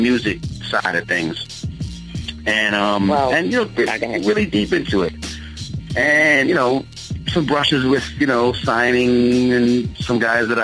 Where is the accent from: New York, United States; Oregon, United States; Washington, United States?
New York, United States; Long Island; also born or lived in East Orange, New Jersey; I'm a Long Island boy